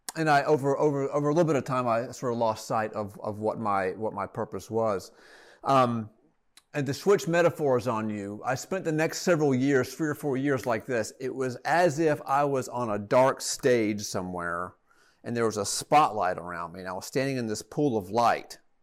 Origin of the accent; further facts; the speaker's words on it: Atlanta, Georgia, United States; also born or lived in Rome, Georgia; return to Atlanta, my hometown, with my family